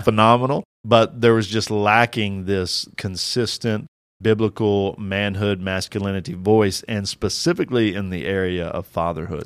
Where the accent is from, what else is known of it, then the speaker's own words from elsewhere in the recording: Kentucky, United States; I'm from Kentucky